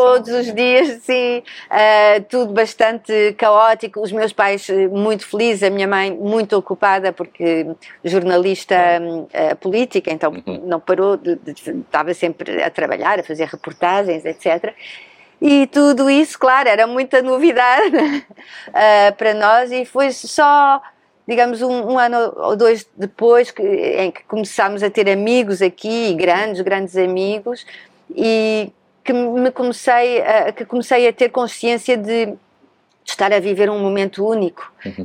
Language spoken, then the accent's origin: Portuguese; Lisbon, Portugal; moved away as an adult; also born or lived in Vienna, Austria / Paris, France; Nasci em Lisboa, Uhum. Mas rapidamente eh, fui para a Áustria, para Viena, onde moravam os meus pais